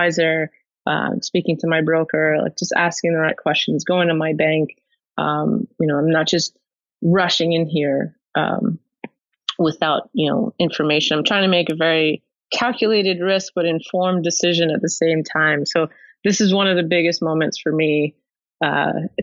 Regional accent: Long Island, New York, United States; also born or lived in Manhattan, New York / Buffalo, New York; I was born in Manhattan, raised on Long Island

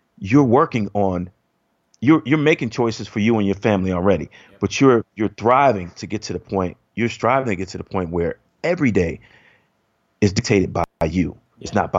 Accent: Chicago, Illinois, United States; moved away as an adult; I grew up in Chicago

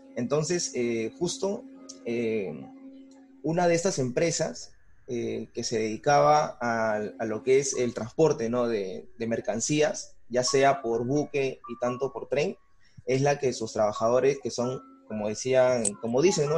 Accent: Bellavista, Callao, Peru; tengo 28 años y soy de Villavista

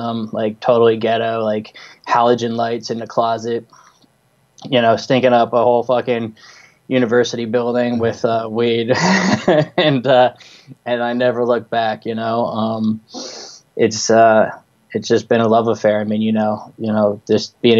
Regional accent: New Jersey, United States; I grew up in Jersey. That's where I am right now. Not far from Manhattan.

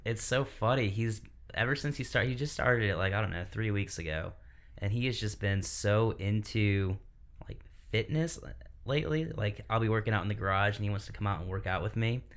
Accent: Michigan, United States; now in South Carolina, United States; I'm from Michigan as well

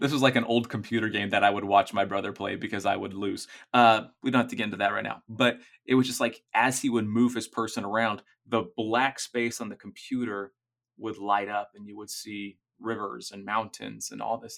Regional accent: Orlando, Florida, United States; I grew up in Orlando.

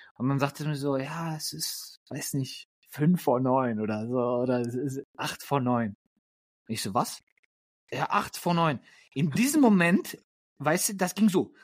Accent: Germany; moved away; also born or lived in Lippstadt, Germany / Poland (ancestry); ich bin gerade tatsächlich in meiner Heimat in Deutschland.

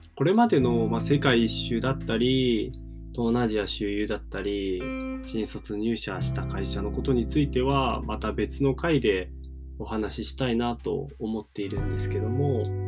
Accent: Miyazaki, Japan; moved away as an adult; now in Fukuoka, Japan; 僕は宮崎県出身でけどすごいど田舎で育ちました

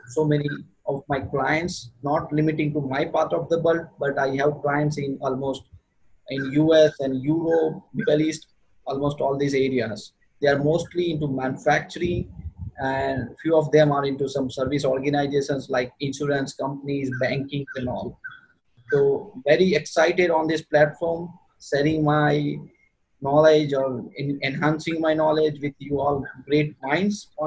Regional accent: Western India, near Mumbai, Maharashtra, India; I'm from the other part of the world. I live in India, and in India, I am from Western region uh, near Mumbai in India.

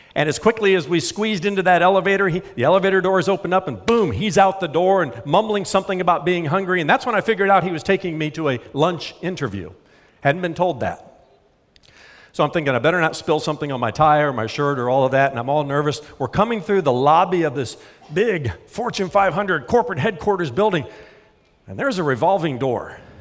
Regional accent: Indiana, United States; I grew up in Indiana near cornfields.

